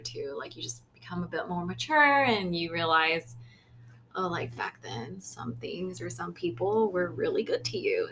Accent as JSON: {"language": "English", "country": "United States", "tie": "born or raised there", "said": "my parents are from Lao, so I'm Lao, but I was born in America"}